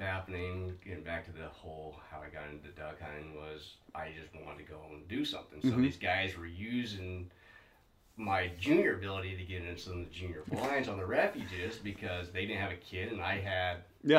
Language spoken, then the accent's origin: English; Los Banos, California, United States; also born or lived in Hollister, California / Oakdale, California; So I grew up in an old town in Central Valley, Las Banas. Moved there in 88. I originally was born in Hollister, so South San Bernardino County.